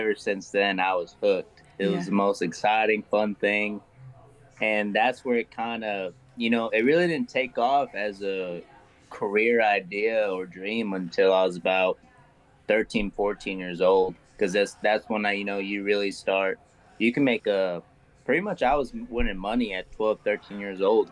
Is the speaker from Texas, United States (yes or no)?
yes; Seminole, Texas, United States; I'm from West Texas, Seminole, Texas